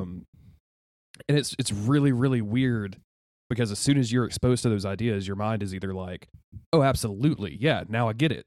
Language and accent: English; the South, United States; a white cis dude growing up in the South.